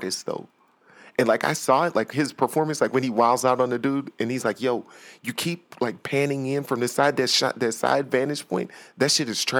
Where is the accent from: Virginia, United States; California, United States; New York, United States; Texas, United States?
Texas, United States; Houston; I'm from Houston.